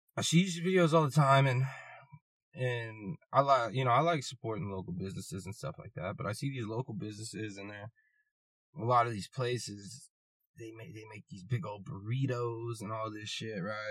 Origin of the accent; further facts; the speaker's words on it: United States; I'm American